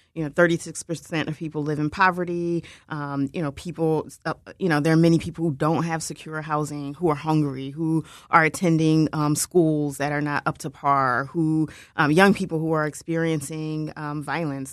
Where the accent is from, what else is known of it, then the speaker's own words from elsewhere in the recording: Philadelphia, Pennsylvania, United States; I'm from King Sesings, so I'm actually from the district